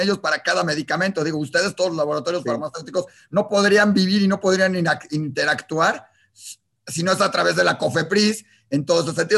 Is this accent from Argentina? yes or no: no; Mexico; en México, que somos importadores de medicinas